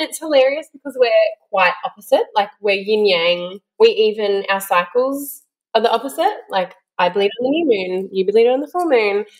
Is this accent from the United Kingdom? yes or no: no; Sunshine Coast, Queensland, Australia; now in Melbourne, Australia; I grew up on the Sunshine Coast